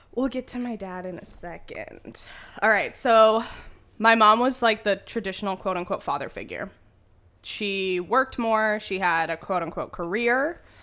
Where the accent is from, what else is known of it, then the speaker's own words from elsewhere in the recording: Spokane, Washington, United States; I was born and raised in Spokane, Washington